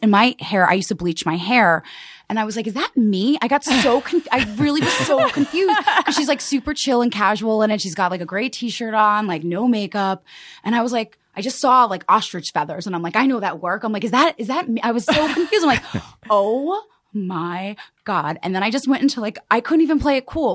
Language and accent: English; Westchester County, New York, United States; I grew up in Westchester County, um, so a suburb right outside of, um, yeah, New York City.